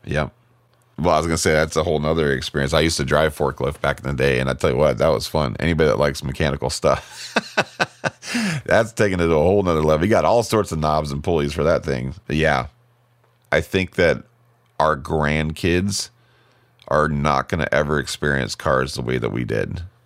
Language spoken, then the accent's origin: English; Fremont, Nebraska, United States; born or raised there; moved away; also born or lived in Lincoln, Nebraska